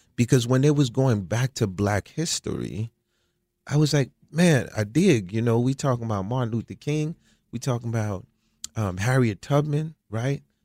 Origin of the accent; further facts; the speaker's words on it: Croix-des-Bouquets, Haiti; moved away; also born or lived in United States; I was born in Haiti in a, a small place called Kwadebuke.